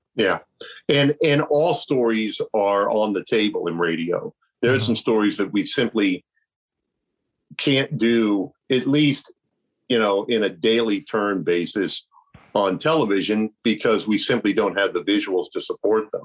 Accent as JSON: {"language": "English", "town": "Milford", "region": "Ohio", "country": "United States", "tie": "born or raised there", "also_born_or_lived": "Coshocton, Ohio / Lancaster, Ohio", "said": "I was born in Coshocton, and then we moved to Lancaster, and then we finally moved to Milford"}